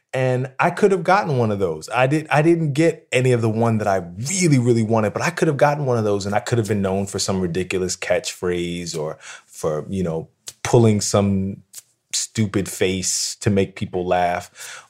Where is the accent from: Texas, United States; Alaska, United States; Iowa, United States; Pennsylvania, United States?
Pennsylvania, United States; Philadelphia; I grew up in Philadelphia